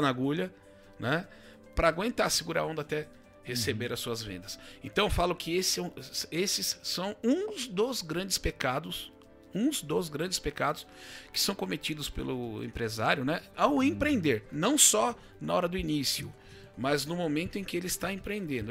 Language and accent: Portuguese; Ilhabela, São Paulo, Brazil; moved away as an adult; also born or lived in São José dos Campos; now in Botucatu, Brazil; eu sou natural de Ilhabela, litoral norte de São Paulo